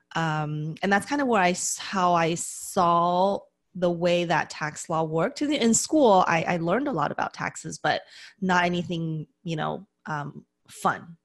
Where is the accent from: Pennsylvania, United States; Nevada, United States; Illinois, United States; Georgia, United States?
Nevada, United States; Las Vegas; moved away as an adult; now in California, United States; I grew up in Las Vegas originally.